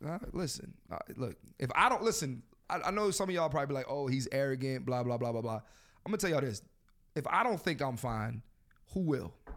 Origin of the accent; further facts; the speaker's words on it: Philadelphia, Pennsylvania, United States; I'm from Philly